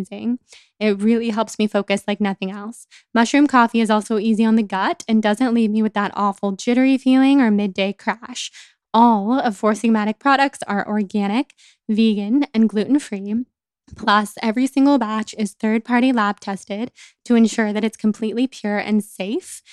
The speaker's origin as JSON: {"language": "English", "region": "California", "country": "United States", "accent": "California girl", "said": "being such a California girl with my voice and always in high school being made fun"}